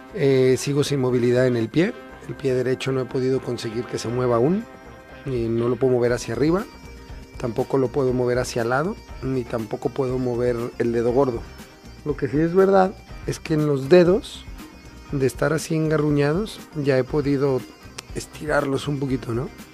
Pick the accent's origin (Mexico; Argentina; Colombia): Mexico; He sentido mucho cariño por parte de mi tierra